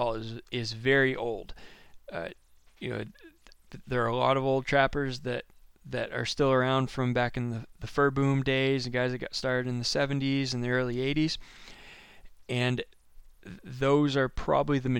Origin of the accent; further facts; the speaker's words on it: Maine, United States; I'm from Maine.